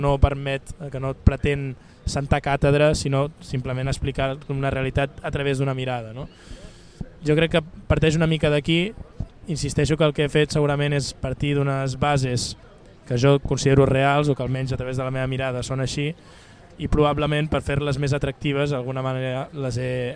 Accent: Barcelona, Catalonia, Spain; accent: Barcelona; also born or lived in Castellserà; jo no deixo de ser una persona nascuda a Barcelona, que parla de Barcelona, tot i que quan vaig allà canvio l'accent

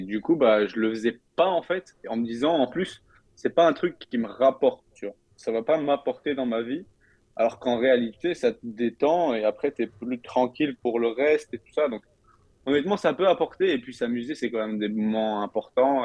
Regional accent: France; now in Canada; on rentre en France pendant une petite période

